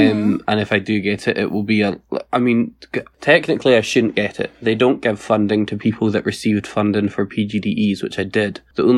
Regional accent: Scotland, United Kingdom; accent: Scottish; I'm not pronouncing this as Scottish as I could.

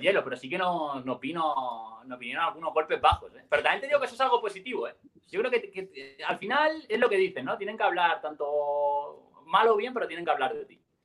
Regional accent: Elche, Valencian Community, Spain; Nosotros somos de Elche, un, una ciudad eh, cerca de, Alicante.

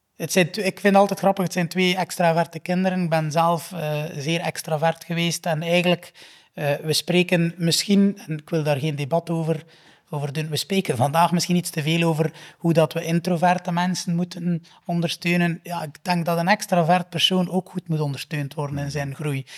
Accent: Flanders, Belgium; also born or lived in United Kingdom; ik als Vlaming

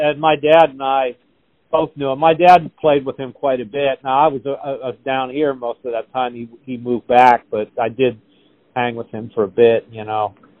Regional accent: Pittsburgh, Pennsylvania, United States; now in Nashville, United States

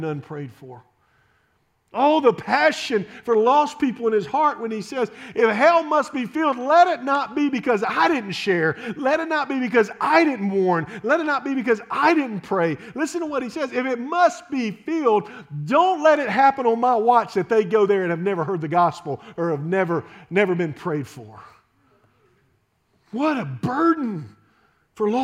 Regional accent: Shreveport, Louisiana, United States; I grew up in Shreveport, Louisiana

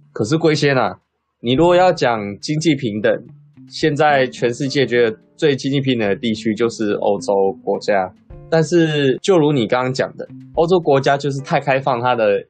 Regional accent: Chiayi, Taiwan; 我是在嘉义长大的

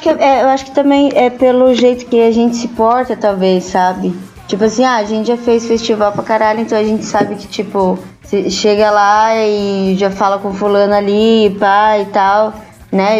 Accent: Santo André, São Paulo, Brazil; A gente é de Santo André

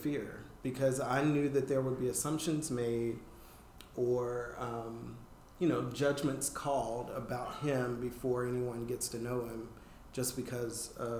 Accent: the South, United States; I have. I have.

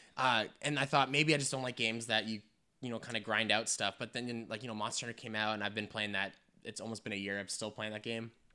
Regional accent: Canada; we're from Canada

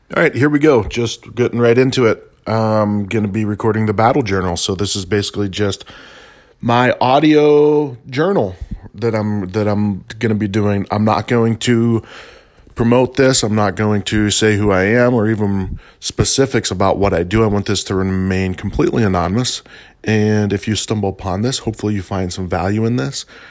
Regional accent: Albuquerque, New Mexico, United States; I am from Albuquerque

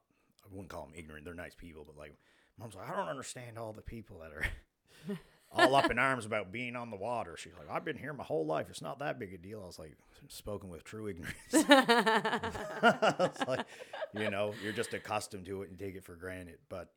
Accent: Argyle, Nova Scotia, Canada; Like when I grew up down in Argyle, down the South Shore

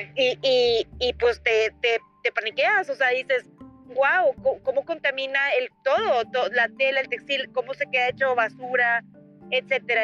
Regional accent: Monclova, Coahuila, Mexico; moved away as an adult; also born or lived in Monterrey; yo me fui a Monterrey, eh, soy de Monclova, y éramos foráneas

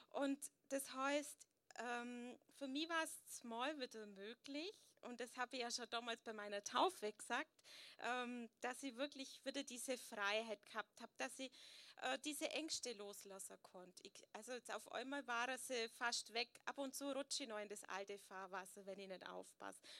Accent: Möttingen, Bavaria, Germany; So, ja, viele kennen mich … bin aus Möttingen

